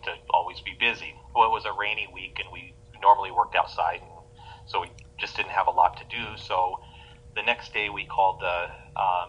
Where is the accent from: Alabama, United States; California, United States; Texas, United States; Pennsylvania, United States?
California, United States; I grew up in Lake Tahoe, California